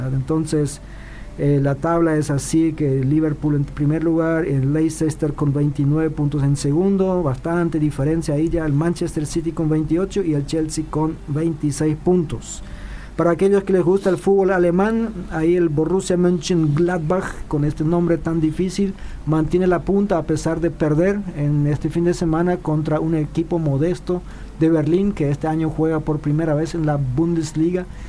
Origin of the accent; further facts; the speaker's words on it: Filadelfia, Boquerón, Paraguay; moved away; en mi comunidad, de donde yo vengo, ahí del interior, del mm. interior profundo en Filadelfia